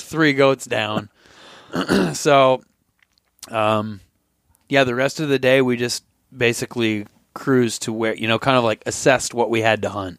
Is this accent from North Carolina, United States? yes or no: no; Vermont, United States; moved away; I'm from Vermont